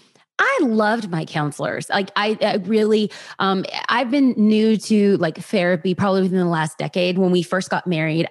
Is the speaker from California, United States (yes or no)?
yes; Los Angeles, California, United States; also born or lived in Orange County; born and raised in Los Angeles